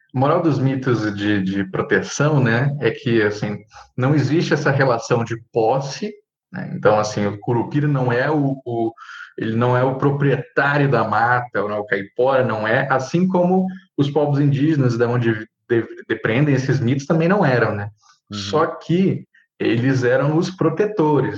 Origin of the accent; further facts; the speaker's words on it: Center-West, Brazil; no centro-oeste, né, que é a minha terra